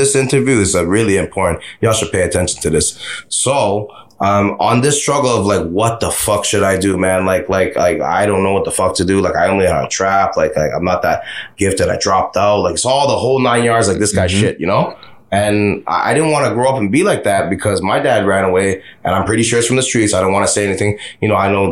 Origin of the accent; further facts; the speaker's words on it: Canada; I take pride in being Canadian